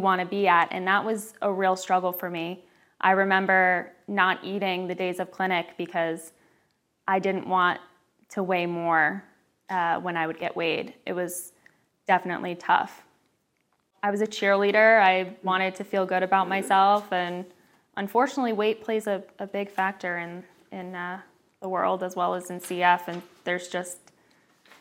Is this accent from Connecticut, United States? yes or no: yes; Newtown, Connecticut, United States; also born or lived in Long Island, New York; I am 30 years old from Newtown, Connecticut